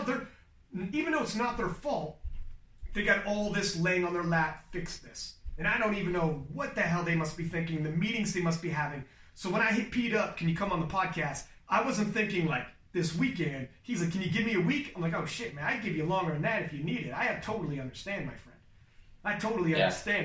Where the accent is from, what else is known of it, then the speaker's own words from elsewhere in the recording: Canada; I'm Canadian for God's sake. I'm not even American